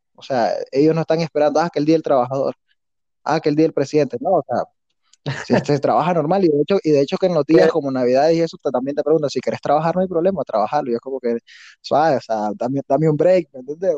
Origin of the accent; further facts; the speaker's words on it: a town in the north of Nicaragua, Segovia area, northern Nicaragua, Nicaragua; yo soy de un pueblo en el norte de Nicaragua, en, en a de Segovia